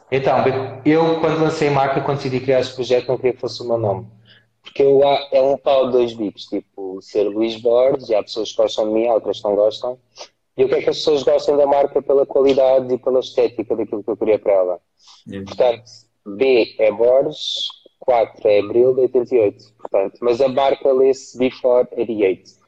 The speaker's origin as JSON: {"language": "Portuguese", "town": "Castelo Branco", "region": "Centro", "country": "Portugal", "tie": "born or raised there", "also_born_or_lived": "Lisbon", "moved": "yes", "said": "eu vivia em Castelo Branco, eu, não, eu nasci em Lisboa, mas eu fui adotado, e os meus tios levaram para Castelo Branco"}